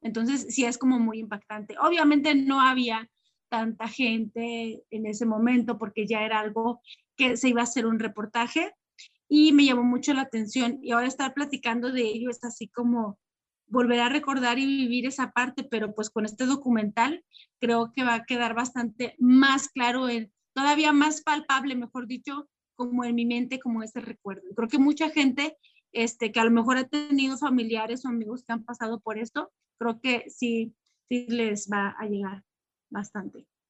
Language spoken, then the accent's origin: Spanish; Mexico; como, como mexicanos también